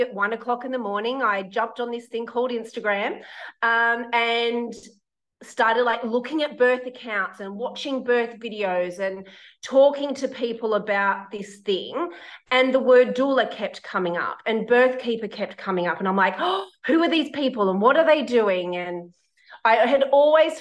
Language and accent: English; Sydney, New South Wales, Australia; moved away as an adult; now in Brisbane, Australia; So I used to live in Sydney. I'm originally from Sydney.